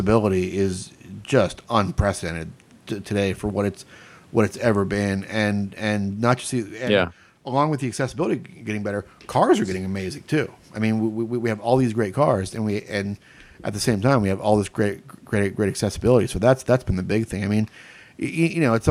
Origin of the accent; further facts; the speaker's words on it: Florida, United States; I grew up racing in Florida